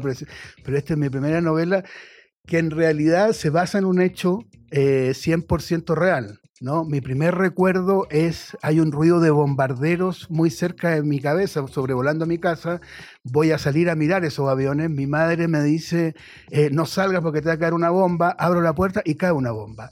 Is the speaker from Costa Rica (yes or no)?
no; Chile; moved away; yo vengo de un país de Chile